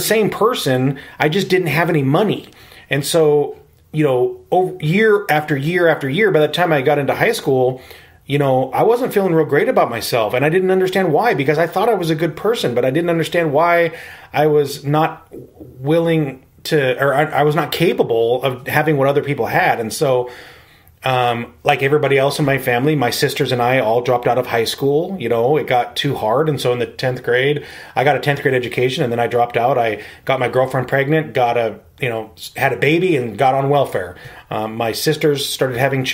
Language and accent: English; Spokane, Washington, United States; I was born and raised here in Spokane